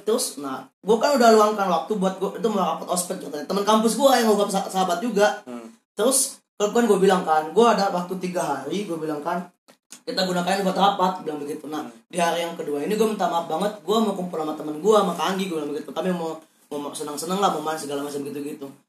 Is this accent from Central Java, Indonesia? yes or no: no; Palembang, South Sumatra, Indonesia; moved away; gua balik ke Palembang